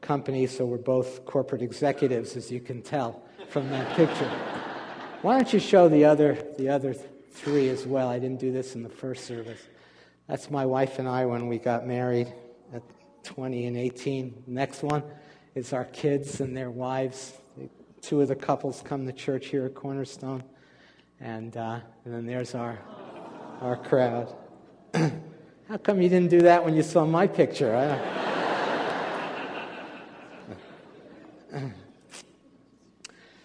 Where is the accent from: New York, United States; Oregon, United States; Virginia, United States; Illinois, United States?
New York, United States; I was born and raised in a Jewish family in New York